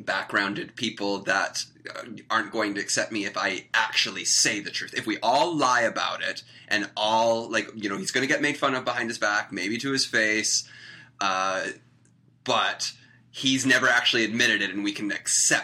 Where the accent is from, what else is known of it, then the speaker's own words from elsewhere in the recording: Victoria, British Columbia, Canada; moved away; also born or lived in Toronto; I grew up in Victoria, BC